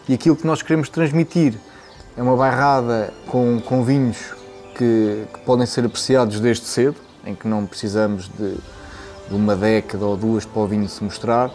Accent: Figueira da Foz, Centro, Portugal; also born or lived in Coimbra; Nasci em Coimbra, vivi a maior parte da, da minha vida na, na Figueira da Foz, portanto cresci com os vinhos daqui

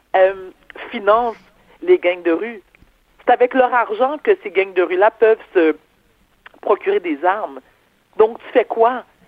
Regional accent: Quebec, Canada; Mes parents sont nés en Haïti, moi je suis née au Québec.

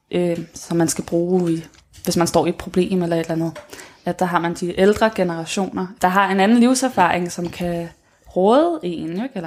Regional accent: Copenhagen, Capital Region of Denmark, Denmark; men nu er jeg selv fra København

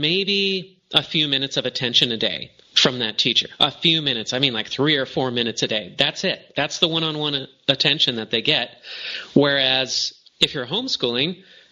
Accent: Arcadia, California, United States; moved away as an adult; also born or lived in Hong Kong; And I grew up in Arcadia, California

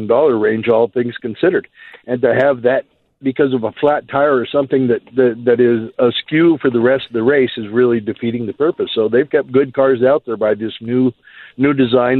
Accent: Pueblo, Colorado, United States; also born or lived in Cripple Creek / Las Vegas; I'm from Pueblo.

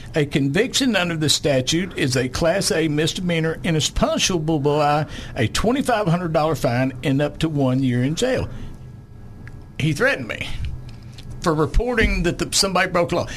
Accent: Lonoke County, Arkansas, United States; I was raised down in Lonoke County in the sixties and seventies on a farm

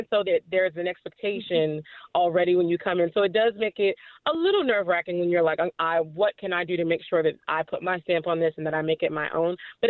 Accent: Washington, District of Columbia, United States; moved away; I'm from Washington, D.C. originally

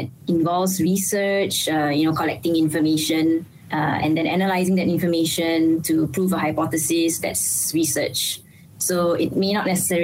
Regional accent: Malaysia; Being a Malaysian

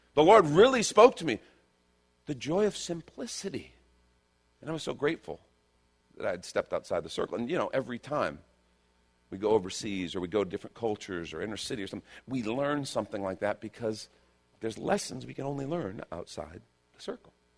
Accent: Chicago, Illinois, United States; moved away; also born or lived in Los Angeles; I grew up in Chicago

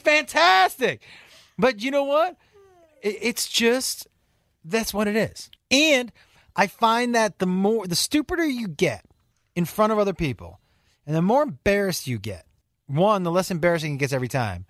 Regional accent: Western Massachusetts, United States; I'm from Western Mass, but that, that's kind of, blue collar is kind of my feel

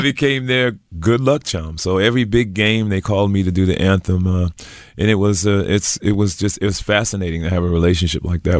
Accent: Providence, Rhode Island, United States; See, I grew up in Providence, Rhode Island. So the team back there, of course, was the Boston Red Sox and the New England Patriots.

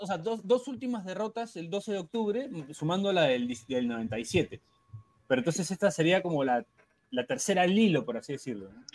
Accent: Peru

